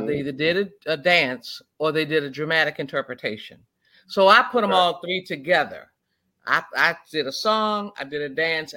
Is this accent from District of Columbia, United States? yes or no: yes; Washington, District of Columbia, United States; I am originally from Washington, D.C.